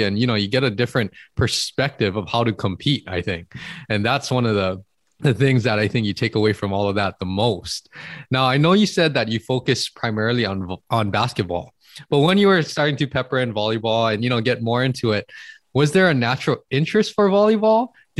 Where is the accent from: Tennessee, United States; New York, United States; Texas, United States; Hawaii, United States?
Hawaii, United States; growing up in Hawaii, we're exposed to good weather all the time.